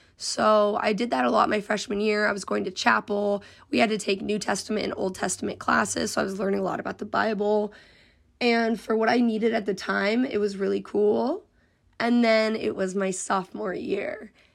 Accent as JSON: {"language": "English", "region": "Colorado", "country": "United States", "also_born_or_lived": "Nebraska", "moved": "as an adult", "said": "I was coming from a completely different state 'cause I'm from Colorado."}